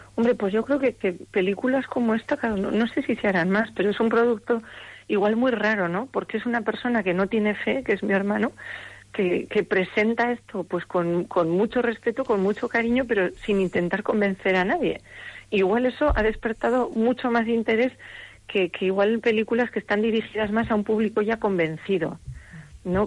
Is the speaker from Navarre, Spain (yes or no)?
yes; Navarre, Spain; yo soy navarra, los navarros somos así como secos